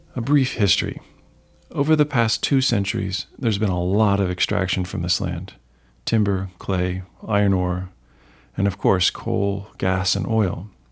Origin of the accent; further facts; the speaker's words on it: Columbus, Ohio, United States; I grew up and I live in Columbus, an hour north of Appalachian, Ohio